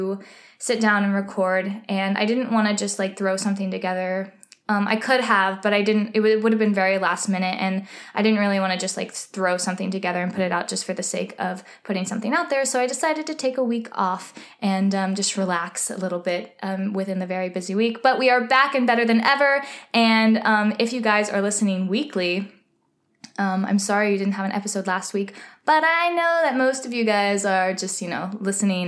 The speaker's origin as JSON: {"language": "English", "region": "Texas", "country": "United States", "tie": "born or raised there", "moved": "yes", "lives_now": "New York, United States", "said": "I'm originally from Texas, so I don't really see snow all that often, or I didn't growing up, and so when I first came to New York"}